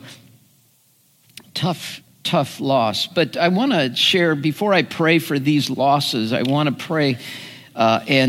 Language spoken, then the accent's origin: English; United States; as an American